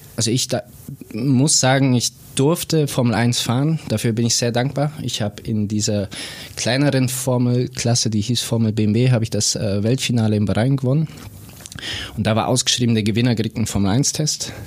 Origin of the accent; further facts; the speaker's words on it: Bobingen, Bavaria, Germany; moved away as an adult; now in Lake Constance, Germany; ich bin äh, wie du sagst, in Bobingen aufgewachsen